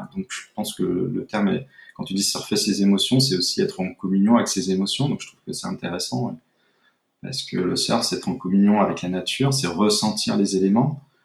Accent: Brittany, France; moved away as an adult; also born or lived in Bordeaux; now in Biarritz, France; je suis breton d'origine, donc j'ai vécu euh, beaucoup près de la mer

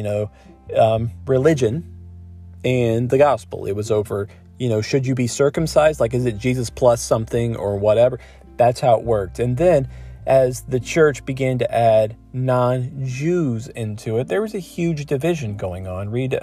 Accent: Ohio, United States; now in Michigan, United States; I live in Michigan and I grew up in Ohio.

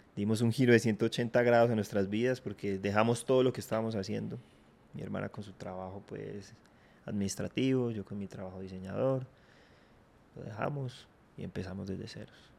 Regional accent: Armenia, Quindío, Colombia; also born or lived in Filandia, Quindío; yo nací en Armenia, mi hermana también. De hecho, nos formamos allá, fuimos al colegio, estudiamos toda la primaria en Armenia pero luego nos tuvimos que mudar hacia Finlandia

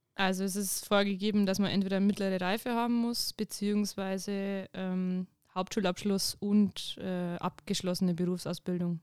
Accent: Winzer, Bavaria, Germany; now in Ingolstadt, Germany; Ich komme direkt äh, aus Winzer. Das ist im Landkreis Deckendorf

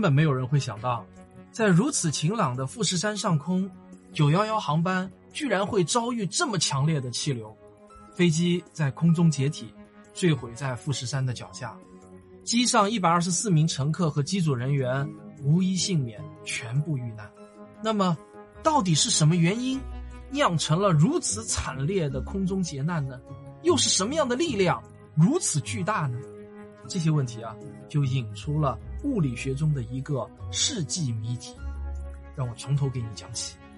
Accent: China; 我们中国人

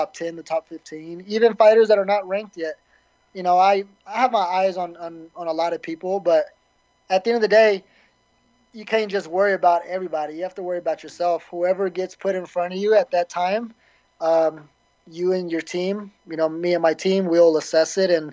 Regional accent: the South, United States; I'm from the South

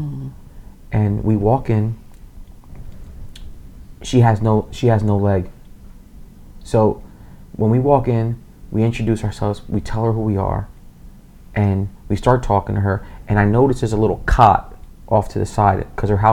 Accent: Reading, Pennsylvania, United States; I said, Reading, Pennsylvania

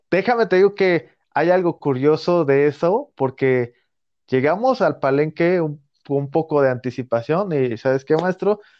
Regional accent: Oaxaca, Mexico; Inclusive a veces como mexicanos o como mismos oaxaqueños, hay que, te aseguro que hay, no sé, de toda la población, creo que el 30% nada más ha visitado Monte Albán, ¿no?

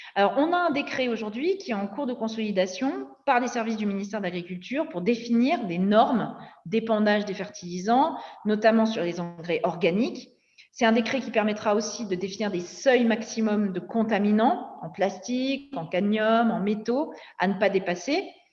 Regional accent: Nord-Pas-de-Calais mining basin, Hauts-de-France, France; also born or lived in Somme; Moi, je viens du bassin minier du Nord-Pas-de-Calais.

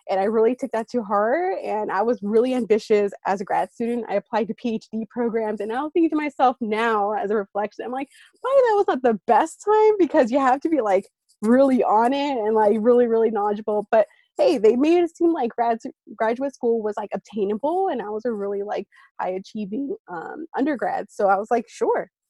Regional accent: East Bay, San Francisco Bay Area, California, United States; moved away as an adult; also born or lived in Santa Cruz, United States / New York City, United States / Washington, D.C., United States; I'm originally from the San Francisco Bay Area. So throughout this interview, I might refer to the Bay Area. That's what I'm talking about. Um, so I'm from the East Bay. That's a section of it. So it's between um, Oakland and San Jose. So that's where I grew up.

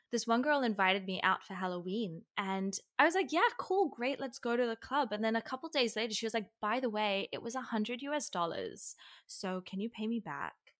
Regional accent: Sydney, New South Wales, Australia; moved away; also born or lived in Israel; I'm from Australia

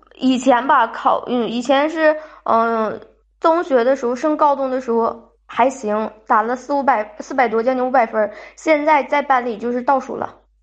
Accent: Jilin, China; now in Shandong, China; 我老家是东北的，不是东吉林的啊，吉林那边儿

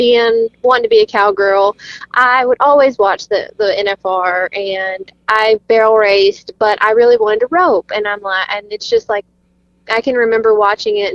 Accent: Louisiana, United States; moved away as an adult; also born or lived in Gainesville, Texas; now in Kingston, United States; I'm from Louisiana. I was born and raised in Louisiana

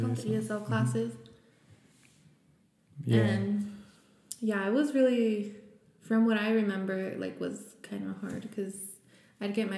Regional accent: Santa Fe, New Mexico, United States; first language Spanish; English is a second language; also born or lived in Española, New Mexico; I was born in Española, New Mexico. But when people ask me, like, I say that I'm just from here, from Santa Fe, because I was raised here. Like, we moved here, let's see, I think I was in second grade.

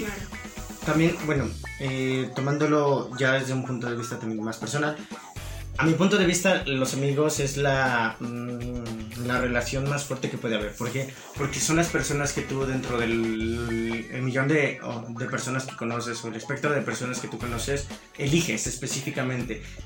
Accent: Mexico; hablo de México porque vivimos

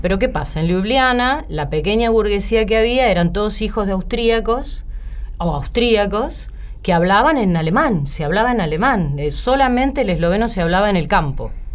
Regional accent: La Plata, Buenos Aires Province, Argentina; moved away as an adult; now in Buenos Aires, Argentina; yo soy de La Plata y cuando terminé el secundario, yo quería vivir en Buenos Aires

